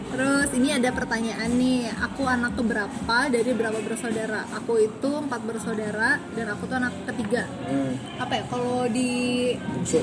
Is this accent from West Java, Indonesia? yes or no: yes; Karawang, West Java, Indonesia; aku lahir di Kerawang tahun 96